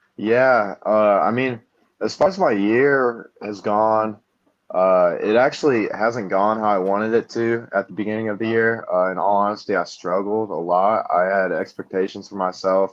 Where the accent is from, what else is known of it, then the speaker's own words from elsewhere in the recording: Fort Wayne, Indiana, United States; I'm from Fort Wayne, Indiana.